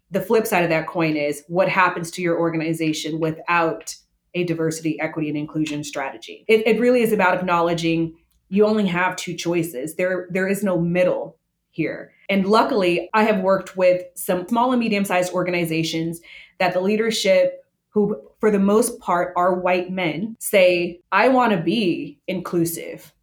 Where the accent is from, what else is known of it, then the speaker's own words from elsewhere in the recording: Las Vegas, Nevada, United States; I was born and raised in Las Vegas, grew up in in a food culture